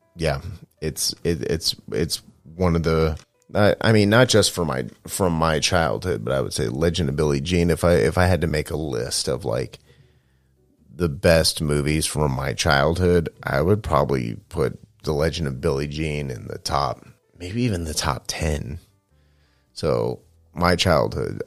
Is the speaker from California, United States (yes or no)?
yes; Manteca, California, United States; moved away; also born or lived in San Francisco, California; I first moved out of my hometown of Manteca, California, to San Francisco.